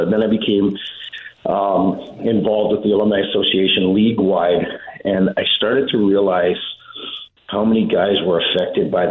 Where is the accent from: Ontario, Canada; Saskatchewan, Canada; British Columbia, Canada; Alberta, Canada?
Saskatchewan, Canada; Saskatoon; We grew up in Saskatoon.